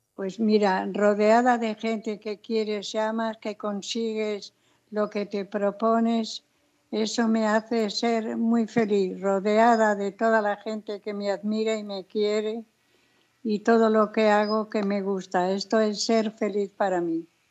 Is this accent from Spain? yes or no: yes; Spain; also born or lived in Los Angeles; el asau de mi tierra